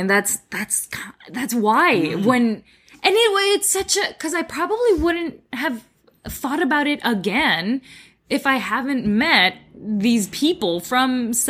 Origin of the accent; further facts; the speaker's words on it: Philippines; accent: Filipino; English is a second language; now in Canada; I've worked on my accent because I had a really heavy Filipino accent when I first got here.